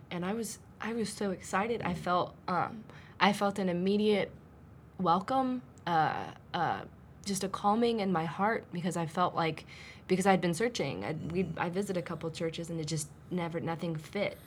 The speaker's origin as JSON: {"language": "English", "region": "Arizona", "country": "United States", "tie": "born or raised there", "also_born_or_lived": "Phoenix, Arizona", "moved": "as an adult", "lives_now": "Northern Virginia, United States", "said": "I actually was born and raised in Arizona"}